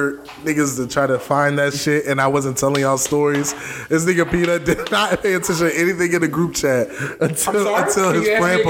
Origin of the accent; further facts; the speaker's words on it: Florida, United States; moved away; I'm from Florida.